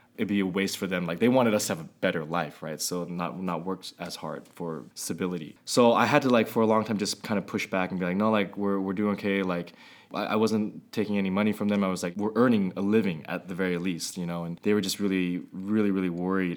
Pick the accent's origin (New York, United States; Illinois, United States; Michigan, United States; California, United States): California, United States; Walnut Creek; I grew up in Walnut Creek